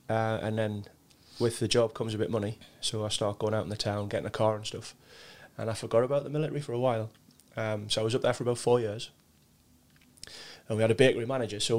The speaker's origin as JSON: {"language": "English", "town": "Sunderland", "region": "North East England", "country": "United Kingdom", "tie": "born or raised there", "said": "I grew up down the East End."}